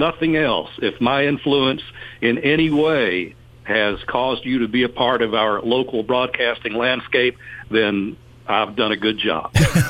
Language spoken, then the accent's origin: English; Bryant, Alabama, United States; moved away as an adult; now in Chattanooga, United States; I'm a local boy. I grew up in Bryant, Alabama, about 30 miles southwest of Chattanooga near Trenton, Georgia